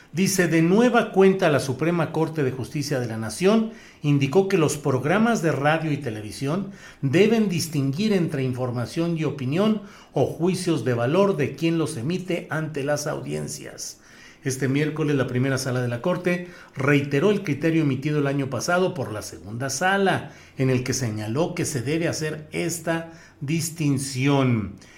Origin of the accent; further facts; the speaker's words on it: Torreón, Coahuila, Mexico; moved away; Torreón, Coahuila, mi tierra natal, con la que cada vez sueño más y me acuerdo de más cosas de mi infancia